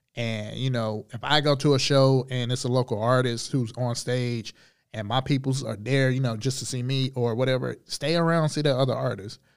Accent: Charlotte, North Carolina, United States; Grew up on the east side of Charlotte. Um, born and raised.

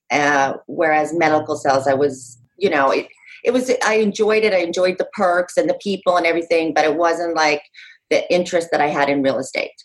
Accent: Utah, United States; moved away as an adult; also born or lived in New York City; now in Monmouth County, New Jersey, United States; I grew up out west. I grew up in Utah, but moved out east to New York City when I was like literally the day after I graduated high school

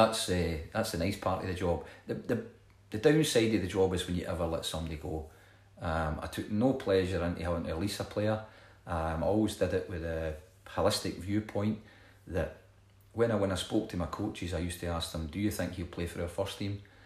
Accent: Scotland, United Kingdom; I'm Scottish

